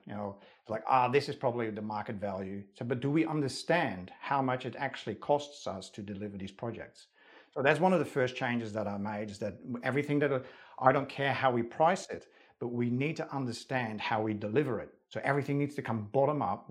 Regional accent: Netherlands; English is a second language; moved away as an adult; now in Australia; Not only was I not born in Australia, I was born in the Netherlands

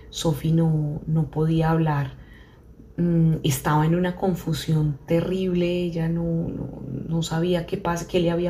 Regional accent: Colombia; nos hicimos estrategias como buenos colombianos

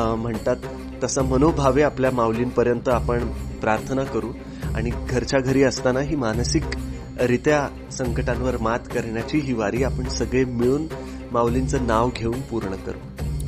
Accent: Parbhani, Maharashtra, India; मराठवाड्यात मी लहानाचा मोठा झालो आहे परभणीमध्ये

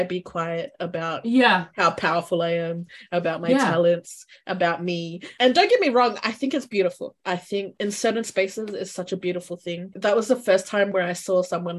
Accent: Australia; growing up in Australia

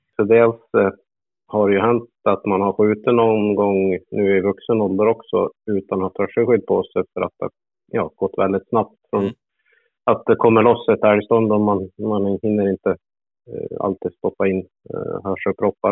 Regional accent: Hudiksvall, Gävleborg County, Sweden; jag är född i Glada Hudik

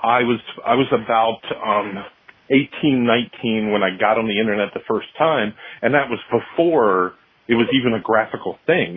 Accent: Selbyville, Delaware, United States; I grew up in Selbyville

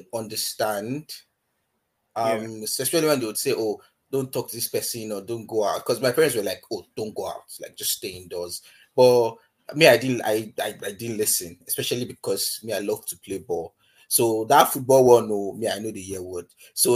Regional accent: Ifako-Ijaiye, Lagos, Nigeria; moved away; I grew up in Ifakweja, local government area in Lagos

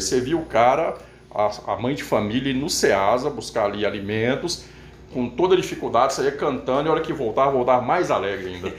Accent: Monte Azul, Minas Gerais, Brazil; moved away as an adult; also born or lived in Belo Horizonte; now in Contagem, Brazil; eu do norte de Minas, aqui mesmo, Montes Claros, Monte Azul, na verdade

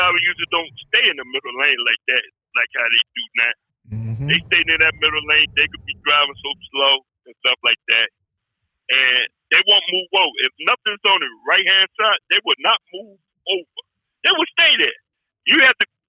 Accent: New Jersey, United States; now in Pennsylvania, United States; I live in Pennsylvania, but I was raised in New Jersey

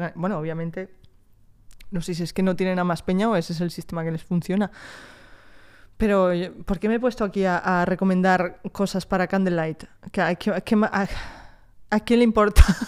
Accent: Spain; also born or lived in France; me he criado en España, me considero más española que otra cosa, ¿eh? También, también te digo. Llevo en España desde los dos años

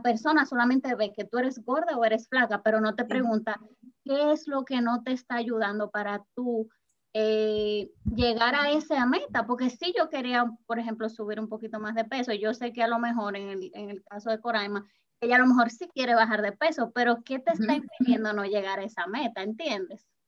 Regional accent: Dominican Republic; yo soy dominicana

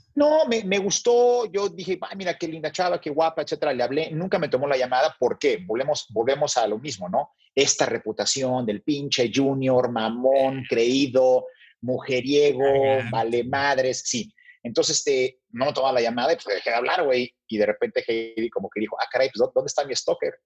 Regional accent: Mexico; nací en México y fui criado en México, luego viví unos meses en Brasil con mi mamá

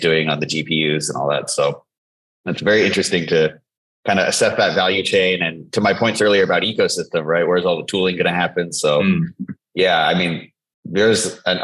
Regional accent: Silicon Valley, the Bay Area, California, United States; also born or lived in Singapore; I'm from Silicon Valley, the Bay Area.

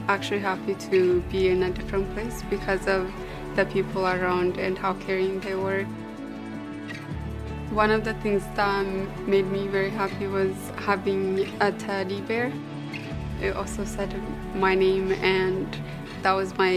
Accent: Ethiopia; I grew up in Ethiopia.

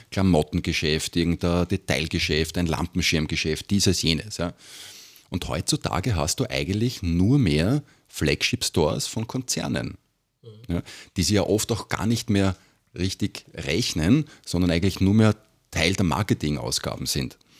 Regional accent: Vienna, Austria; bei uns in Wien

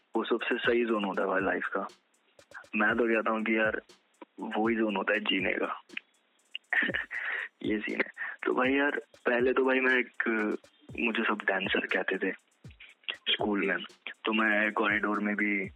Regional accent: Kashipur, Uttarakhand, India; मैं एक छोटे टाउन से बिलोंग करता हूँ उत्तराखंड okay. में काशीपुर नाम का शहर है वहाँ से

